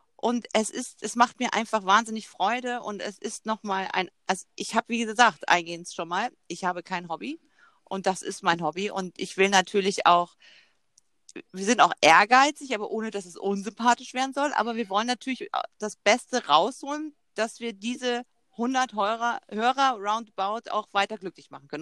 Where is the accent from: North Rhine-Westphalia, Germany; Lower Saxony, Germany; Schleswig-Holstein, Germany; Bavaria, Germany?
Lower Saxony, Germany; Zeven; als Kind ähm, bei Wischhusen, das war so ein Spielzeugladen bei uns in Zeven